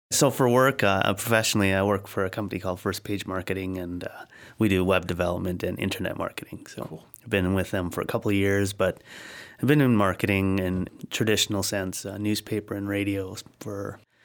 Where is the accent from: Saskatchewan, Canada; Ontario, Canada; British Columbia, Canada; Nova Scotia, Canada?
British Columbia, Canada; Cranbrook; also born or lived in Blairmore; now in Abbotsford, Canada; so we grew up in Blairmore and Cranbrook, and then arrived in Abbotsford in 85.